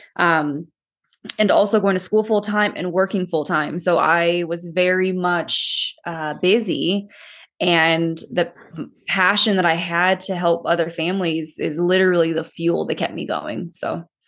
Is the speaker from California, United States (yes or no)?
yes; California, United States; moved away as an adult; now in Colorado Springs, United States; I'm from California